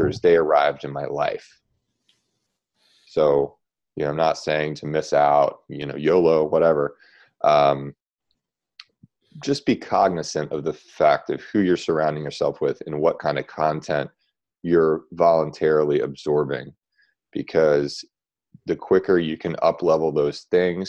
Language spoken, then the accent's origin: English; Baltimore, Maryland, United States; I'm from Baltimore